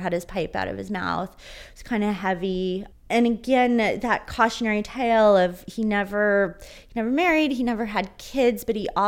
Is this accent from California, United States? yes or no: yes; San Diego, California, United States; I was growing up in San Diego